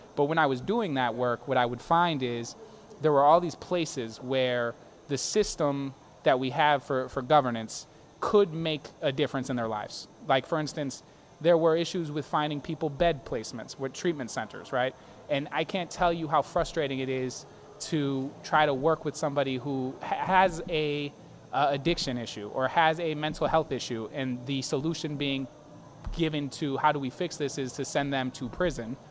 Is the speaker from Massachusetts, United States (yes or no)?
yes; Boston, Massachusetts, United States; I grew up in Hyde Park, which is in the district. That's where I was born and raised